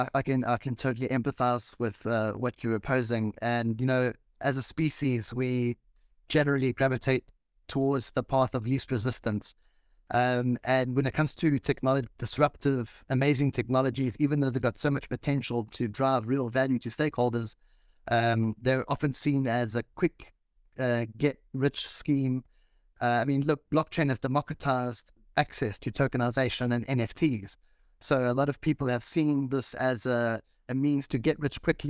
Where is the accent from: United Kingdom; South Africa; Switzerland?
South Africa; now in Mauritius; I'm from South Africa, but I live on the tropical island of Mauritius.